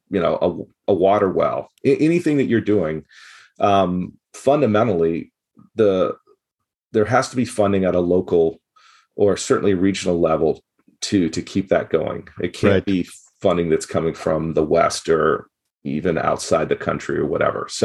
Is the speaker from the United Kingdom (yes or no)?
no; Gabon; growing up in Gabon, West Africa, um, and then going back there and working as a international worker.